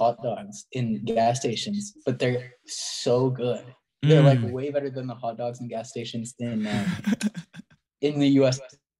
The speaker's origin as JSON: {"language": "English", "country": "United States", "said": "as an American"}